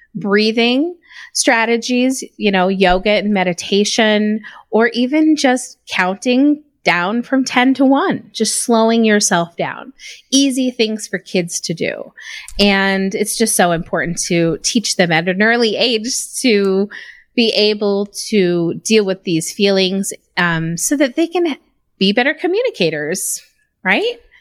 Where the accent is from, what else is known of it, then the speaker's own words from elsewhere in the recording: Reno, Nevada, United States; now in Utah, United States; I'm originally from Reno, Nevada. I grew up there, went to school. I moved back and forth from he, there in Utah kinda throughout my youth